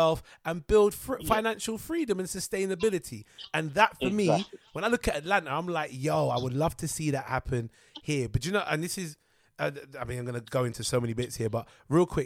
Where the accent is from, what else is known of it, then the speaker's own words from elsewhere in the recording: United Kingdom; we are British because we're here.